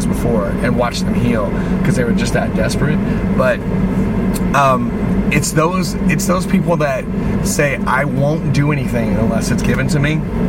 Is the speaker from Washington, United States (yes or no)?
yes; Seattle, Washington, United States; because I'm from Seattle